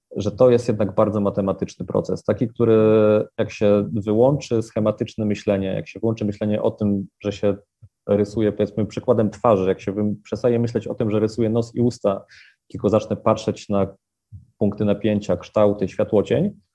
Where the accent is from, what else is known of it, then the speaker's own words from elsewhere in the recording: Wrocław, Lower Silesian Voivodeship, Poland; w rodzinnym Wrocławiu